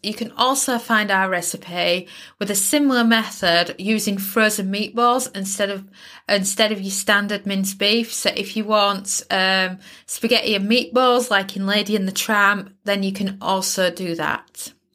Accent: United Kingdom; as a Brit

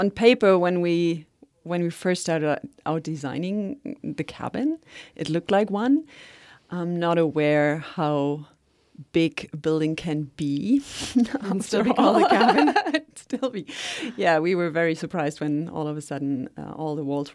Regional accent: Atlin, British Columbia, Canada; I'm from Atlin

